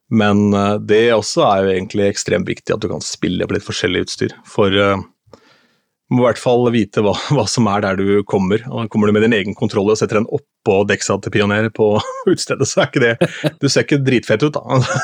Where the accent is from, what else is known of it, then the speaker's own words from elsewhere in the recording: Askim, Østfold, Norway; hjemme i Askim, der jeg kommer fra